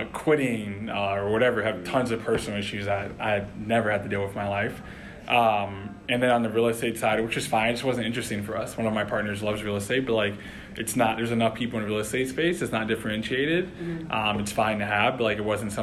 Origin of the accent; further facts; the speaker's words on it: Detroit, Michigan, United States; moved away; also born or lived in Evanston, Illinois / New York / Boston; I'm originally from Detroit, Michigan. First generation Haitian American.